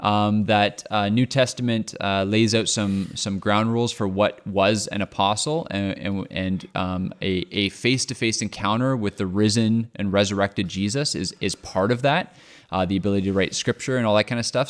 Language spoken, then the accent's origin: English; Canada; I'm Canadian